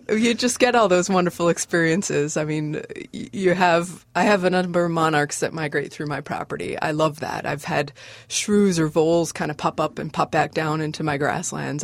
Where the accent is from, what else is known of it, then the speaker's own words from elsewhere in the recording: Chelmsford, Massachusetts, United States; moved away as an adult; also born or lived in Alberta / Saskatchewan / the Carolinas; now in Bemidji, United States; I grew up in Chelmsford, which is near Lowell, which is okay. about 45 minutes northwest of Boston